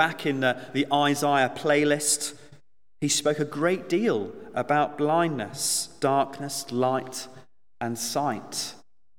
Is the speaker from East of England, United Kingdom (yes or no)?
yes; Suffolk, East of England, United Kingdom; moved away; I grew up on Christmas Lane, believe it or not. My parents still live there in Suffolk